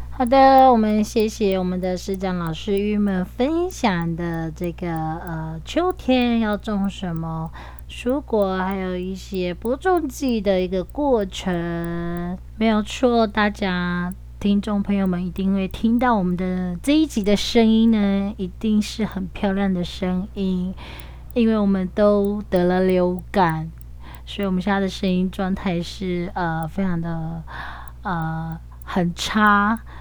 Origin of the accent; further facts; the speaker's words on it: Dawu village, Taitung County, Taiwan; 我来自台东大鸟部落